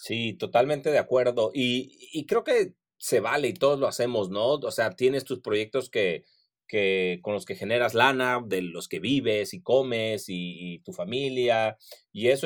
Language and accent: Spanish; Mexico